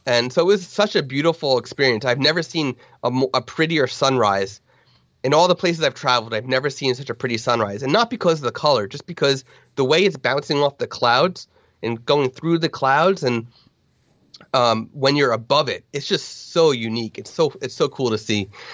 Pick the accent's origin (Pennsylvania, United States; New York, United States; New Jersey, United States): New Jersey, United States; I'm from New Jersey, we are just above sea level by like a couple hundred feet